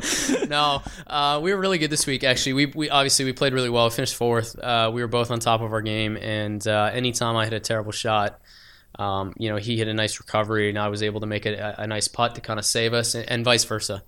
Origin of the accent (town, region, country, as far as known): Canada; now in Phoenix, United States